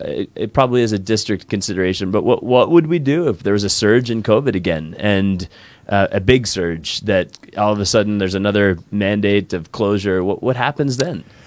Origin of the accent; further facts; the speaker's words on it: East Coast, United States; moved away; I grew up in the East Coast